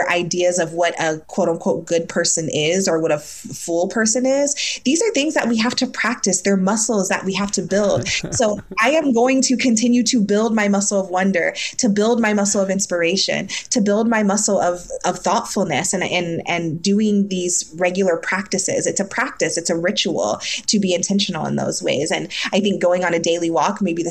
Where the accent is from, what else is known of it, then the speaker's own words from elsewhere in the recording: Ohio, United States; now in New York City, United States; I'm from Ohio originally. I'm from the Midwest.